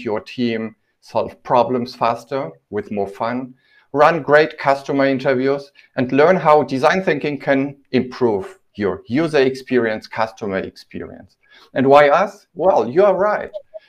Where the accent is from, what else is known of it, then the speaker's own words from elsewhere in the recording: Poland; English is a second language; now in Germany; when I came from Poland, we were asked to kind of make the names that I used to have sound more German.